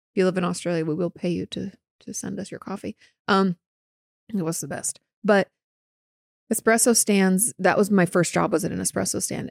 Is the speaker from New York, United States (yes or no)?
no; Southwest Washington, United States; moved away; in the Pacific Northwest, particularly where I grew up in Washington State and, like, Southwest Washington